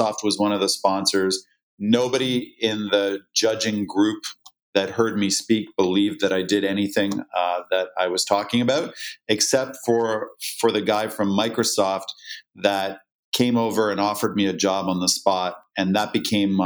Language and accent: English; just outside of Toronto, Ontario, Canada; I was born and raised in Canada, just outside of Toronto.